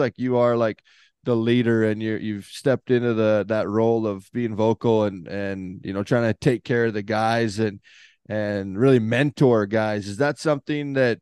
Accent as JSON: {"language": "English", "region": "Northern Canada", "country": "Canada", "said": "I'm from Northern Canada"}